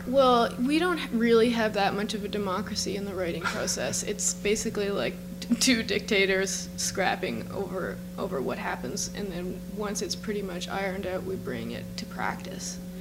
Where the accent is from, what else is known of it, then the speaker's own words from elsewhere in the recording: Cape Breton, Nova Scotia, Canada; I'm from Cape Breton